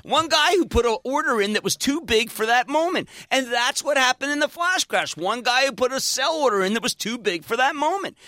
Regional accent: Philadelphia, Pennsylvania, United States; now in New Jersey, United States; we're both Philadelphian

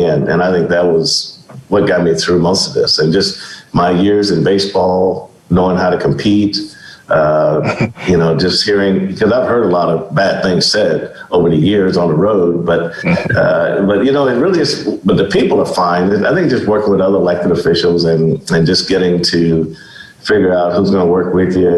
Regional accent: Kansas City, Missouri, United States; also born or lived in Greenville, Mississippi; I grew up in Kansas City. I was by way of Greenville, Mississippi. I moved to Kansas City when I was in second grade.

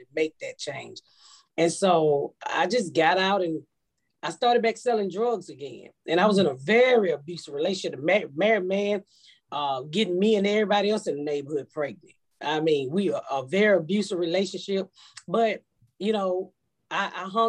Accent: Atlanta, Georgia, United States; accent: Georgia accent; moved away as an adult; also born or lived in Indianapolis; I'm from Georgia. I'm from Atlanta.

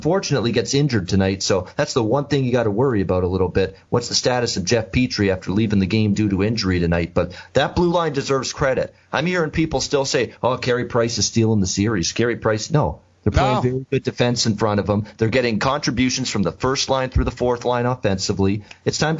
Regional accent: Hamilton, Ontario, Canada; Hamilton, Ontario, my hometown

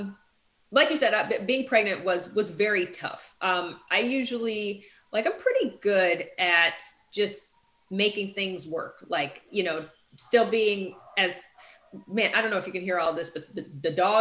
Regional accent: the North, United States; moved away; also born or lived in the South; I'm from the North

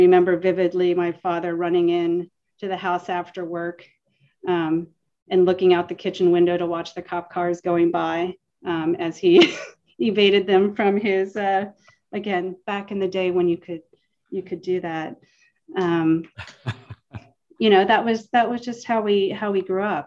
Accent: Pennsylvania, United States; We grew up in Pennsylvania on a farm.

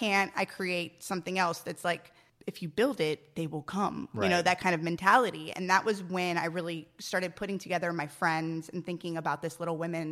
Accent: San Antonio, Texas, United States; moved away as an adult; now in Los Angeles, United States

